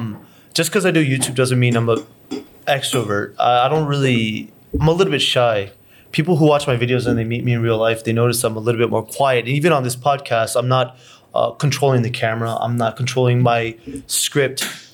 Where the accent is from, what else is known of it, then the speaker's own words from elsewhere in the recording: Atlanta, Georgia, United States; I'm from Atlanta.